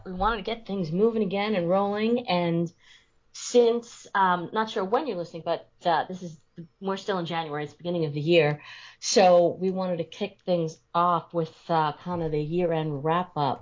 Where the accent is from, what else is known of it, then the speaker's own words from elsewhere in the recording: Long Island, New York, United States; also born or lived in Nassau County, New York; in 1972, I moved from Nassau County on Long Island out to Suffolk